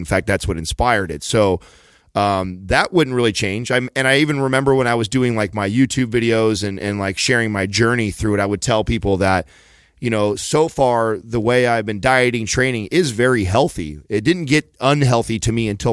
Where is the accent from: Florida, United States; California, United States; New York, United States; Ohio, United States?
California, United States; San Jose; I wanted to do it in my hometown